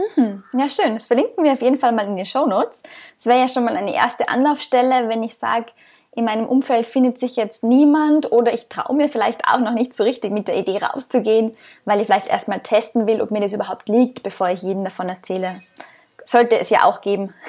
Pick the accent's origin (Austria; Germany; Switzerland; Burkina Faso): Austria; moved away as an adult